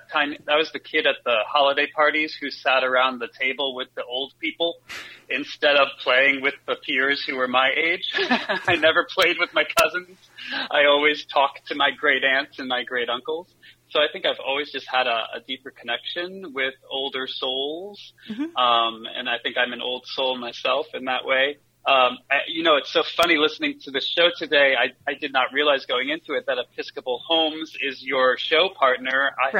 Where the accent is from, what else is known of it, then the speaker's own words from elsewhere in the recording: New York, United States; And I love that being a New Yorker. I'm all about immediate feedback.